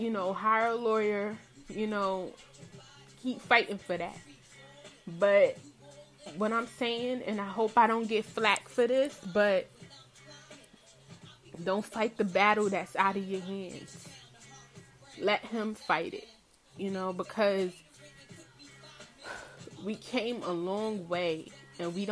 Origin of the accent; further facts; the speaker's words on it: New York City, New York, United States; I'm from Brooklyn, Brooklyn, New York, Bed-Stuy.